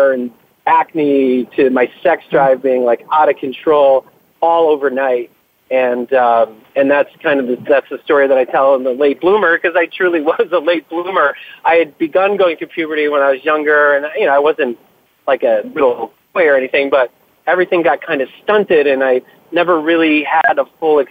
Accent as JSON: {"language": "English", "town": "Buffalo", "region": "New York", "country": "United States", "tie": "born or raised there", "said": "I grew up outside of Buffalo, New York, in the 70s and 80s."}